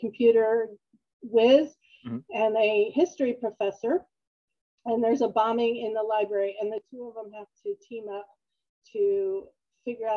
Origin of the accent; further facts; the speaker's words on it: Upper Darby, Pennsylvania, United States; also born or lived in Maryland; I'm from the Philadelphia area, and I grew up in Upper Darby